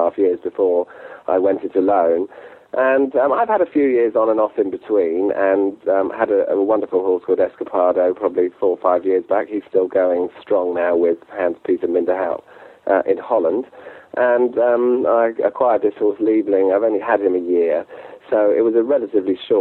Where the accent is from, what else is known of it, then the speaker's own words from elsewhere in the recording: Sark, Guernsey; now in Gloucestershire, United Kingdom; I'm actually from the Channel Islands, a very small island called Sark, which actually has no cars on it, just 600 people live there, so I was brought up there, and moved to England about 25 years ago